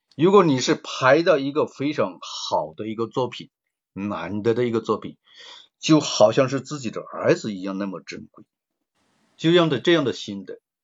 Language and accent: Chinese; Guangdong, China; accent: Cantonese-accented Mandarin; 我们是广东人嘛，可能嗯。普通话说得不怎么标准，广普可能就不太好